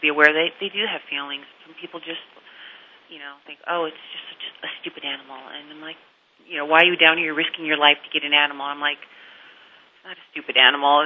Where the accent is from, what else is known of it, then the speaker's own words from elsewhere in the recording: Wisconsin, United States; moved away as an adult; now in New York, United States; I grew up in Wisconsin